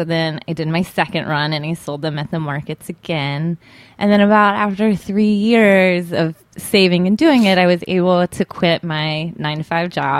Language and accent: English; Tennessee, United States; moved away as an adult; also born or lived in Alabama; I grew up in Tennessee.